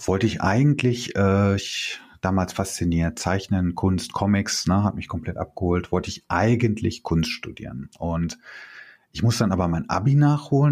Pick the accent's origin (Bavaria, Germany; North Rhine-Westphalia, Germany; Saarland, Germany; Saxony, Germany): North Rhine-Westphalia, Germany; Bochum; Ich bin in der Hustadt äh, bin ich aufgewachsen